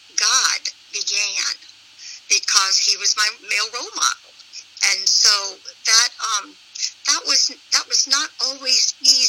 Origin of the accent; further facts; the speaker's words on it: Spartanburg, South Carolina, United States; I was raised Southern Baptist in a large Southern Baptist church in Spartanburg, South Carolina.